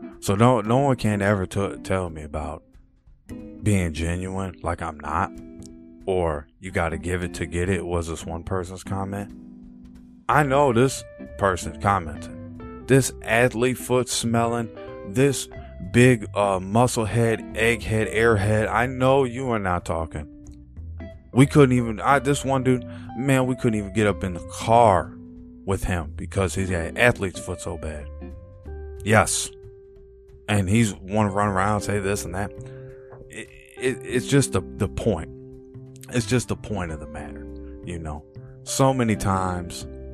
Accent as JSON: {"language": "English", "country": "United States", "said": "as an American"}